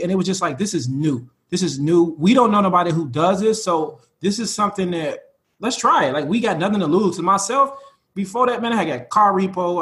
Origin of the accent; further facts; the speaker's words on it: Chicago, Illinois, United States; we're from Chicago